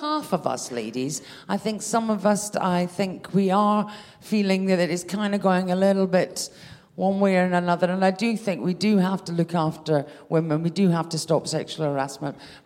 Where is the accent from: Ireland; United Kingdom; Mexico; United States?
United Kingdom; Scotland; "Oh, where are you from?" I said, "Scotland."